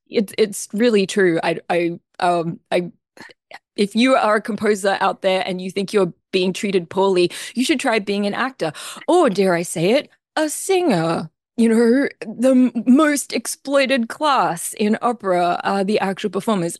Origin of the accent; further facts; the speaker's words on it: Australia; accent: Australian; now in Philadelphia, United States; I'm an Australian, as you may or may not be able to tell from my accent. I am not a native Philadelphian.